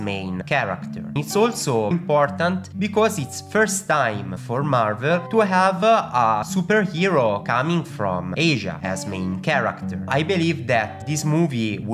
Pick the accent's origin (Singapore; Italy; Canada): Italy; both me and Jack, as you know, we are from Italy